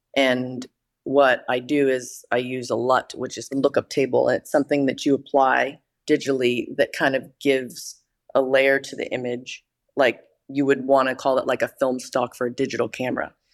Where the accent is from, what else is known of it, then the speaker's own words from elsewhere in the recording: Danville, California, United States; moved away as an adult; I'm originally from Northern California, and I grew up in a place called Danville that's kind of east of Berkeley in the Bay Area